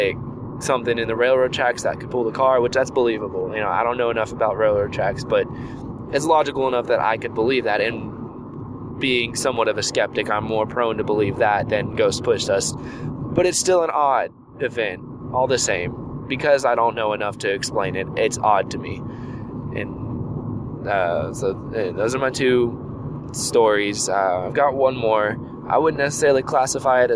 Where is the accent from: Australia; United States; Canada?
United States; Houston, Texas; I grew up in Houston